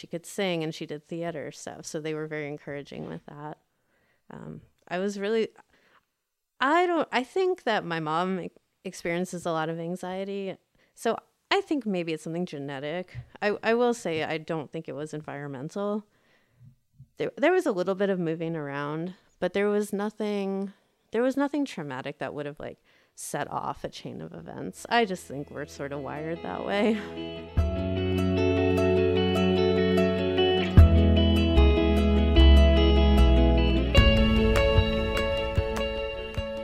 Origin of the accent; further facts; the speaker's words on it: United States; they had us outside of DC in the suburbs